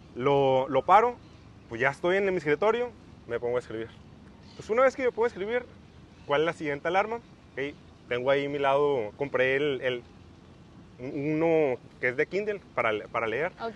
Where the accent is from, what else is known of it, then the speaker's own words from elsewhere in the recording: Mexicali, Baja California, Mexico; soy de Mexicali, Baja California